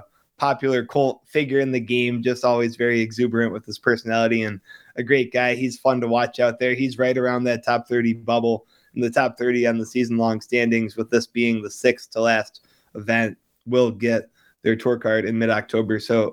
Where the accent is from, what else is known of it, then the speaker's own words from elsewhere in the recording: Buffalo, New York, United States; My mom was born in Omaha. I'm from Buffalo, so haven't spent too much time there